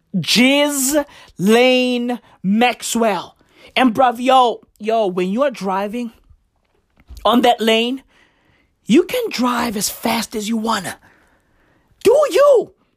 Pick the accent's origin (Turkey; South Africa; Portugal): South Africa; I'm African. Okay? I'm recording this shit on African soil, South Africa, to be exact